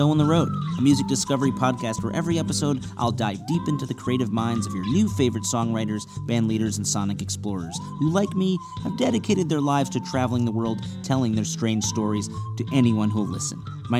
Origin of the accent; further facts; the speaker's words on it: shores of Lake Michigan, Midwest, United States; moved away as an adult; now in Los Angeles, United States; I've been here in this cracked, rainless paradise for over 12 years now, and being a Pisces dreamer raised on the shores of Lake Michigan